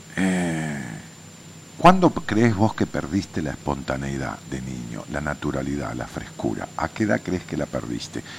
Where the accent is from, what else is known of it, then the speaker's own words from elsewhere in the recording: Ramos Mejía, Buenos Aires Province, Argentina; yo le digo pueblo a Ramón Mejía, tiene 200.000 y es mi pueblo, porque es donde nací